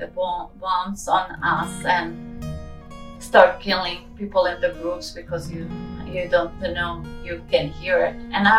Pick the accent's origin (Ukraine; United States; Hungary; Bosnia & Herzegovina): Bosnia & Herzegovina; Kozarac, Republika Srpska; born there; Yes, I was born in Bosnia in a small town called Kozarac.